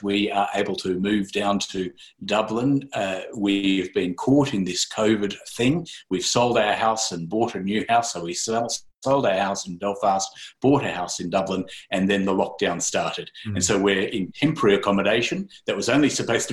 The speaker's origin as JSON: {"language": "English", "town": "Sydney", "region": "New South Wales", "country": "Australia", "moved": "yes", "lives_now": "Ireland", "said": "Originally from Sydney, Australia"}